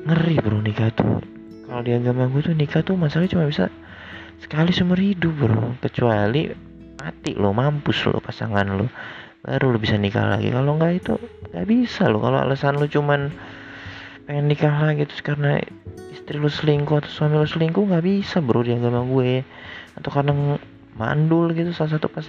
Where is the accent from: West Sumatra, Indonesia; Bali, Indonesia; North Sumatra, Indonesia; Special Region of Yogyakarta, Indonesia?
North Sumatra, Indonesia; Gue itu kan orang Batak ya Jadi nggak bisa gitu nikah Dengan segampang itu